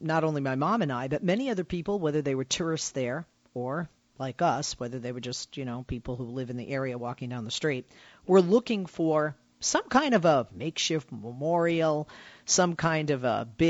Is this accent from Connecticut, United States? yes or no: no; Boston, Massachusetts, United States; now in Los Angeles, United States; I'm from Boston originally. I live in Los Angeles now.